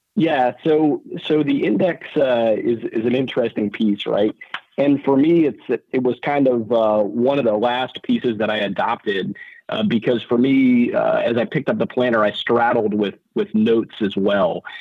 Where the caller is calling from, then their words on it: Oahu, Hawaii, United States; So I am calling, uh, from Oahu this morning.